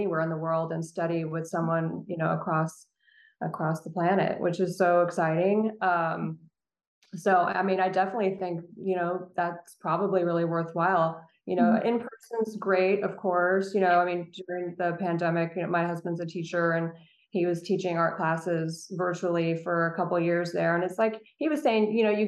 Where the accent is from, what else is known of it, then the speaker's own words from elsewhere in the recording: Central Coast of California, United States; I grew up actually on the Central Coast and of California